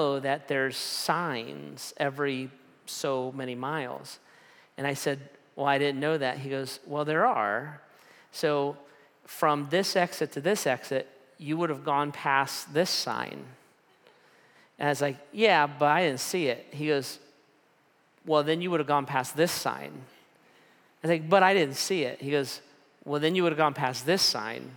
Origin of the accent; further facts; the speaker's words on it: United States; I'm an American